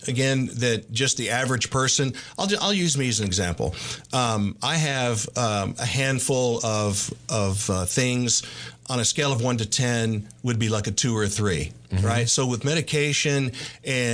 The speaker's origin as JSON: {"language": "English", "town": "Los Angeles", "region": "California", "country": "United States", "tie": "born or raised there", "also_born_or_lived": "Bryan-College Station, Texas / Nacogdoches-Lufkin, Texas", "moved": "yes", "lives_now": "Tyler, United States", "said": "growing up in Los Angeles"}